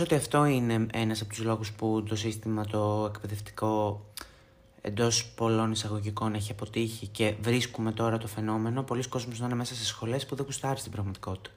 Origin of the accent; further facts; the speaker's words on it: Thessaloniki, Central Macedonia, Greece; από τη Θεσσαλονίκη που είναι η πόλη μου, την αγαπώ πάρα πάρα πολύ